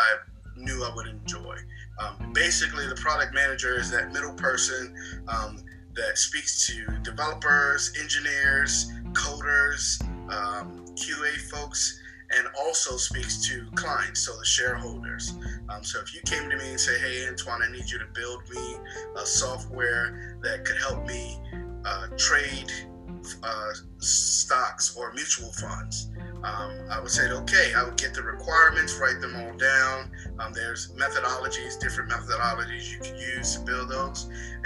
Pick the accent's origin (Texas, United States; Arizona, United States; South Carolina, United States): South Carolina, United States; Beaufort; I'm from Beaufort, South Carolina